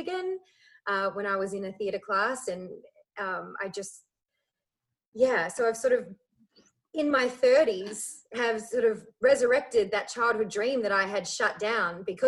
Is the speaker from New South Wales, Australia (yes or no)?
no; Melbourne, Victoria, Australia; also born or lived in Ireland; I grew up in Melbourne